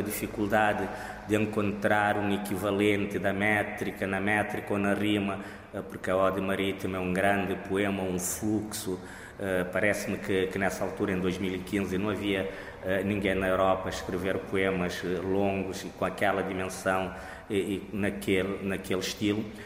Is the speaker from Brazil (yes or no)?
no; Cape Verde; first language Cape Verdean Creole; Portuguese is a second language; na minha língua materna, o crioulo de Cabo Verde ou língua cabo-verdiana